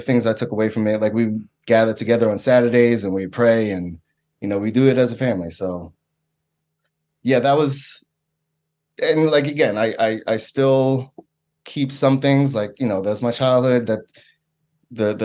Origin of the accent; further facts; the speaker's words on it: New York City, New York, United States; I'm originally from Staten Island